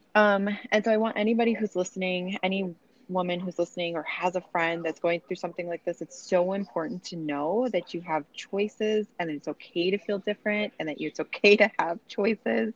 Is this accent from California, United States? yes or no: no; Chicago, Illinois, United States; now in Boise, United States; right now, I live in Boise, Idaho. I'm originally from Chicago